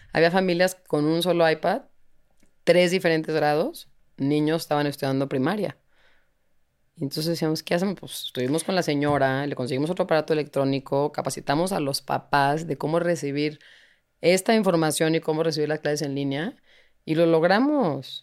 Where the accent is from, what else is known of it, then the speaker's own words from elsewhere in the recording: Mexico; somos increíbles los mexicanos